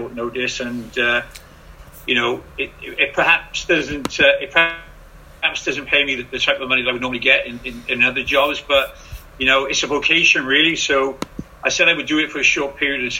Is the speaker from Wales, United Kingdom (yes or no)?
yes; Cardiff, Wales, United Kingdom; I'm a proud Welshman, and, you know, I'm born and bred in Cardiff